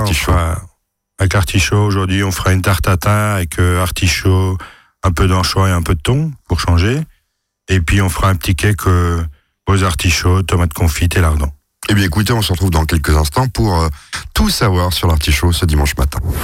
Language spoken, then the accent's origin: French; France; Chez nous, en France